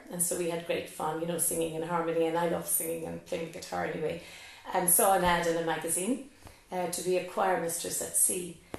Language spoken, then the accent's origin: English; Schull, Munster, Ireland; moved away as an adult; now in Cape Clear Island, Ireland; I was from Skull